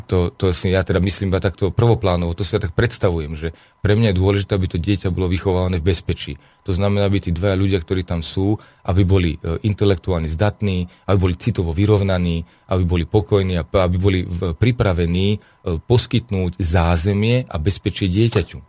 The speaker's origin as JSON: {"language": "Slovak", "country": "Slovakia", "said": "Ja žijem tiež na Slovensku, ja som Slovák"}